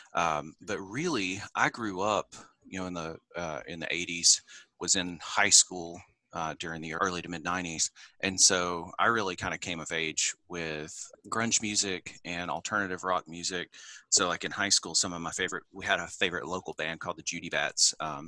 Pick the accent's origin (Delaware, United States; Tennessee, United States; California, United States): Tennessee, United States; Clinton; also born or lived in Morristown, Tennessee; now in Johnson City, United States; I was born in Morristown, Tennessee, and raised in Clinton, Tennessee, which a lot of people haven't heard of, but it was kind of famous for being the site of the first desegregated public high school in the South following Brown v. Board.